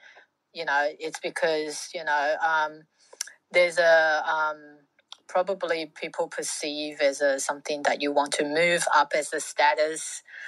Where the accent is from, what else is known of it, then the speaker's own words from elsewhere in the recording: Fiji; born there; I was born in Fiji to Welsh slash Kiwi parents.